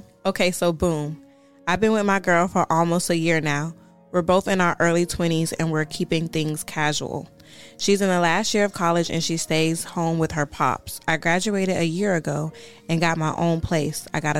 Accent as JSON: {"language": "English", "town": "Bronx", "region": "New York", "country": "United States", "said": "And I am from the Bronx."}